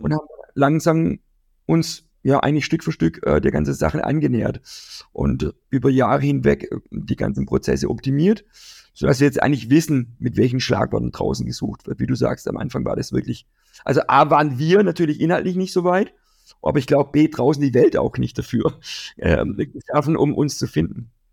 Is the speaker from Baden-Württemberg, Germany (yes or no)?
yes; Kirchzarten, Baden-Württemberg, Germany; in meiner Heimatstadt, äh, werden wir in Kirchzarten